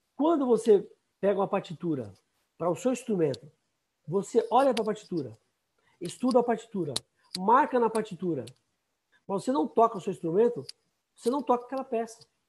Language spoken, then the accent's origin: Portuguese; São Paulo, Brazil; also born or lived in Minas Gerais; Eu nasci em Minas Gerais, nós mudamos para São Paulo, eu tinha oito anos